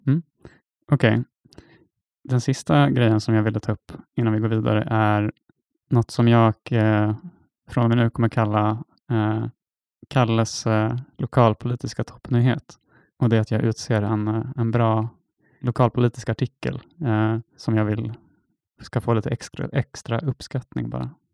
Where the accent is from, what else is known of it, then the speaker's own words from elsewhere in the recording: Stockholm, Stockholm County, Sweden; Som stockholmare